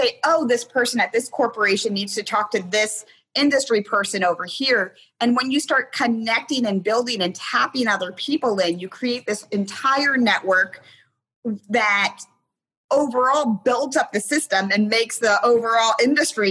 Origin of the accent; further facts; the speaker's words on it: Hicksville, Ohio, United States; moved away as an adult; also born or lived in Tanzania; I started writing newspaper articles for my hometown newspaper because I'm from a very small town called, it's literally called Hicksville, Ohio.